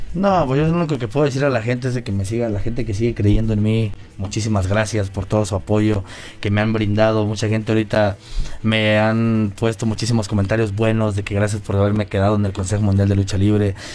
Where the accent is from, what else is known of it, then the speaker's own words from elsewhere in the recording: Mexico; now in Mexico City, Mexico; Aquí los mexicanos pues, somos diferentes